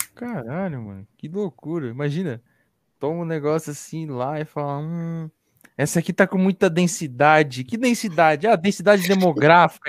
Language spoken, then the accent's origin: Portuguese; São Paulo, Brazil; Eu sou aqui da ZN. Cachoeirinha, Brasilândia